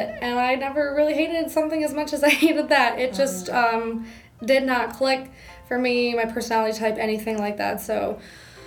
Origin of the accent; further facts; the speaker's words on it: Albany, New York, United States; moved away as an adult; now in New York City, United States; I'm from Albany, New York. After I graduated college, I went to work in Albany, just coming back home